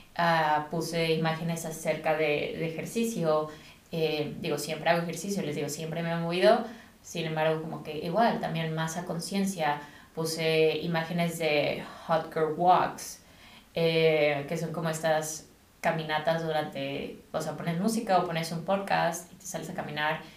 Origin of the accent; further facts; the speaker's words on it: Mexico; also born or lived in United States; now in England, United Kingdom; yo soy de México